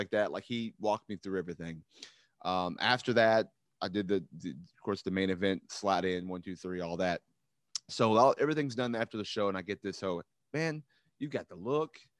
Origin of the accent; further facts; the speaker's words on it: Louisville, Kentucky, United States; growing up in Louisville